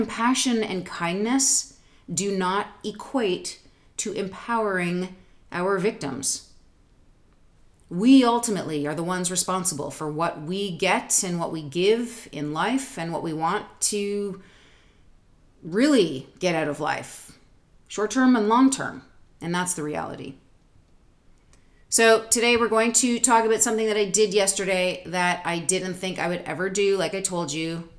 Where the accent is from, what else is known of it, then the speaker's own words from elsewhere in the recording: Toronto, Ontario, Canada; moved away as an adult; also born or lived in New York City / Southwest Missouri; now in United States; Toronto, Canada. I was born at St. Joseph's Hospital